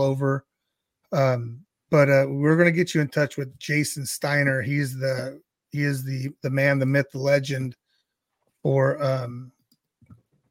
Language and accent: English; Central Valley, California, United States; I always like to tell people I'm from California, but I'm from the Central Valley.